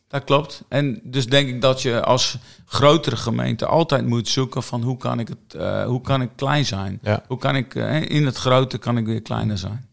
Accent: Kommerzijl, Groningen, Netherlands; also born or lived in Grijpskerk; toen we twee jaar waren, zijn we naar Commissau verhuisd ouders wonen daar nog

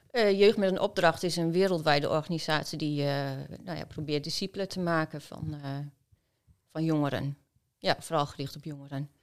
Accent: Oldekerk, Groningen, Netherlands; also born or lived in Philippines; Ik ben geboren in Oldenkerk

